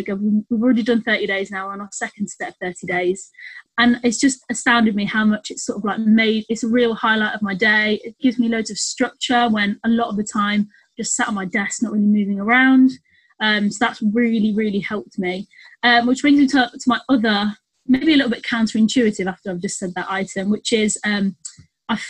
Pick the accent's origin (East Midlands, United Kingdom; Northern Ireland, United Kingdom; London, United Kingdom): East Midlands, United Kingdom; Nottingham; now in Birmingham, United Kingdom; I'm not from Birmingham. I live in Birmingham. I'm from Nottingham.